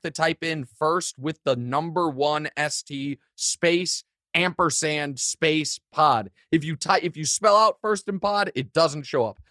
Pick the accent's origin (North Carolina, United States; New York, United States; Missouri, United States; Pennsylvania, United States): Missouri, United States; Kansas City; my hometown